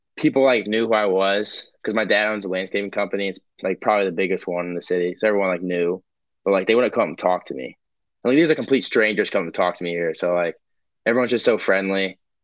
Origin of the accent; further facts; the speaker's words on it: Fort Wayne, Indiana, United States; moved away as an adult; now in Iowa City, United States; growing up in Indiana